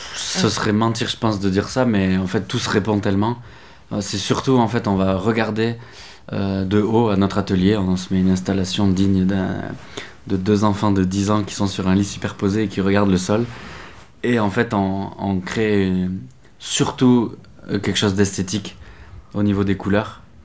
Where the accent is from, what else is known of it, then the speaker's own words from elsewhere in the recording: Lot, Occitania, France; on est originaire du Lot